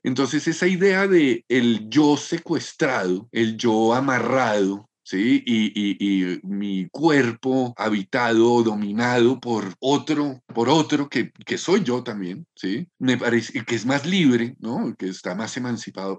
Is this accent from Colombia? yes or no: yes; Bogotá, Colombia; Yo me siento muy bogotano, no, no siento que sería otro si no, si no hubiera nacido y me hubiera criado y hubiera vivido en Bogotá